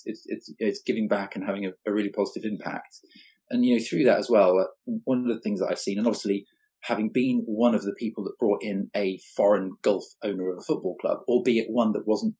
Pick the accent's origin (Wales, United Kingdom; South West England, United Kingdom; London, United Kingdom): South West England, United Kingdom; Cornwall; growing up in Cornwall, it's very much a rugby county